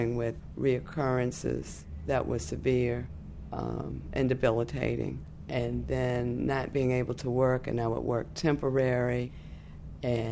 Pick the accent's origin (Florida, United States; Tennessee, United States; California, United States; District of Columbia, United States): District of Columbia, United States; Washington; I live in Washington, D.C. I was born in Freedman's Hospital on September 8, 1952